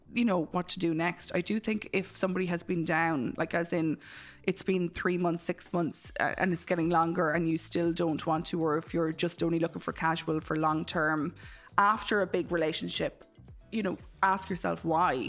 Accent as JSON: {"language": "English", "country": "Ireland", "said": "as Irish people, we"}